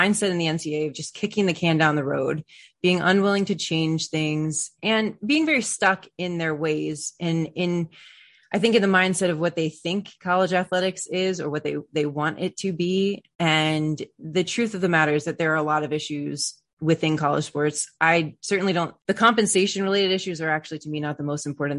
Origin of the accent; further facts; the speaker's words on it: Maryland, United States; I'm from Maryland